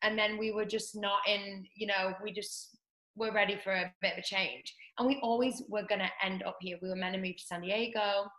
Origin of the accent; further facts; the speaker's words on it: North West England, United Kingdom; now in Los Angeles, United States; Like underneath Manchester. Okay. So I'm north.